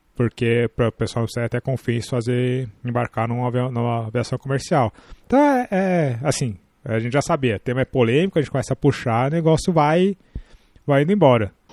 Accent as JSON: {"language": "Portuguese", "country": "Brazil", "said": "Nós, como brasileiros"}